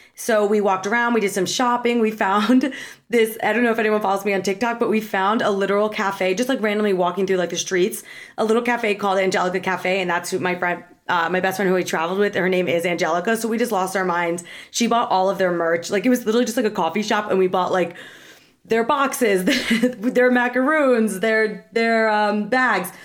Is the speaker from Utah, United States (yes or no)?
no; New Jersey, United States; I'm from New Jersey